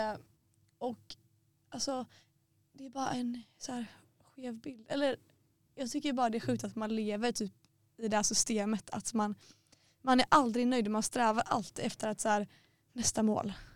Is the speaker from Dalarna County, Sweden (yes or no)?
no; Gothenburg, Västra Götaland, Sweden; moved away; Jag har varit hemma i Göteborg.